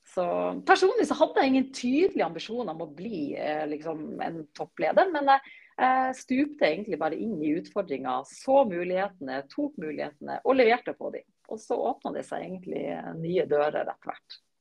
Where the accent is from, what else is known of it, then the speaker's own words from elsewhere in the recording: Bø, Nordland, Norway; moved away as an adult; now in Oslo, Norway; jeg kommer opprinnelig fra Bø i Vesterålen. Eh, men har bodd i Oslo-området siden jeg var 20